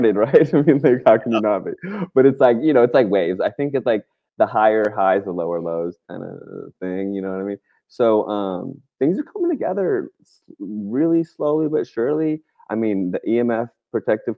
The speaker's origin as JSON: {"language": "English", "region": "Virginia", "country": "United States", "tie": "born or raised there", "also_born_or_lived": "West Coast", "moved": "as an adult", "said": "I grew up in Virginia"}